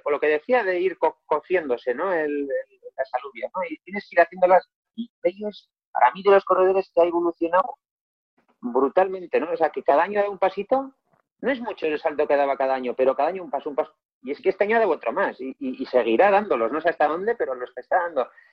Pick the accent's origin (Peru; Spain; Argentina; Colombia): Spain; Galdakao, Basque Country; mi pueblo, en Galdaca